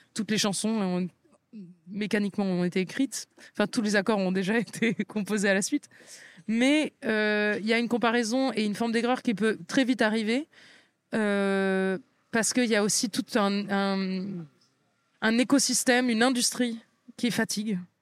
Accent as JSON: {"language": "French", "country": "France", "tie": "born or raised there", "said": "j'ai grandi en France"}